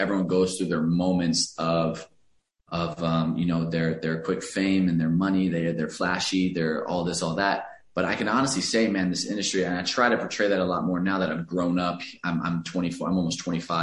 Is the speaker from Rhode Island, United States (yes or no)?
no; Alvarado, Texas, United States; moved away as an adult; now in Los Angeles, United States; I grew up in a very, very small town outside of Dallas. There was a couple thousand people in my hometown